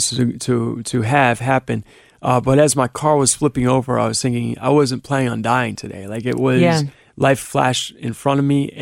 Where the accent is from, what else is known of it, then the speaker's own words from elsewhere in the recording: Cleveland, Ohio, United States; now in Cincinnati, United States; I grew up in Cleveland.